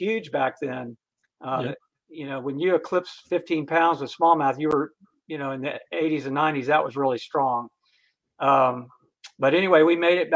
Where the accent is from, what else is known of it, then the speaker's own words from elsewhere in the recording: Florida, United States; I was born and raised in Florida